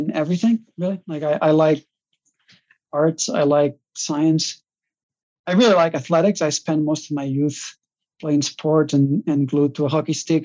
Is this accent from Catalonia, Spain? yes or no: yes; Reus, Catalonia, Spain; first language Catalan; English is a second language; moved away as an adult; I grew up in Catalonia in a mid-sized town called Reus.